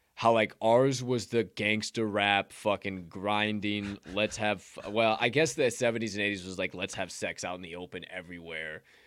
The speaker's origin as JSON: {"language": "English", "town": "Bethany", "region": "Illinois", "country": "United States", "tie": "born or raised there", "said": "where I grew up, Bethany"}